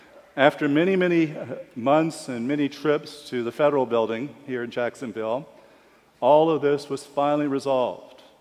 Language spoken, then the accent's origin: English; Japan; born there; A bit of background, I was born in Japan. My mother, Japanese, my father, a serviceman stationed in Japan.